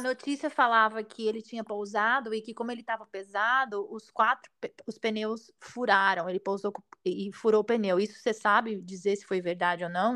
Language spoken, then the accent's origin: Portuguese; Brazil; now in United States; a gente mora aqui, a gente é brasileiro